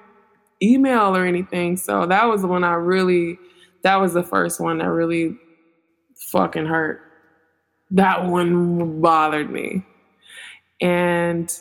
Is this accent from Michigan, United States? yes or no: yes; Detroit, Michigan, United States; moved away; I'm from Detroit originally.